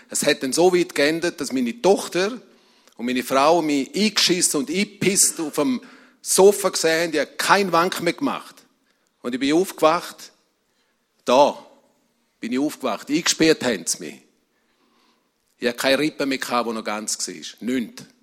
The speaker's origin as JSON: {"language": "German", "town": "Rebstein", "region": "St. Gallen", "country": "Switzerland", "tie": "born or raised there", "said": "ich komme aus einer Emigrantenfamilie und dort, wo ich aufgewachsen bin, im Rintal, in Rebstein, man hat Kongo gesagt."}